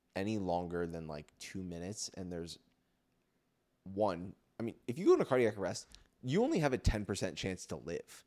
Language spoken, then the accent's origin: English; Philadelphia, Pennsylvania, United States; I'm from Philly